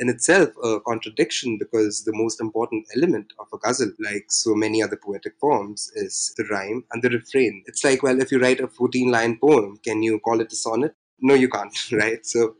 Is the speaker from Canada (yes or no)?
no; India; I am an Indian writer and translator.